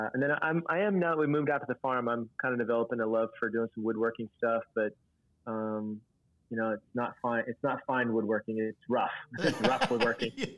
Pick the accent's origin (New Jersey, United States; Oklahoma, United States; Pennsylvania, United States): Oklahoma, United States; Northeast; I grew up in Northeast Oklahoma, so I got a steady dose of that all through high school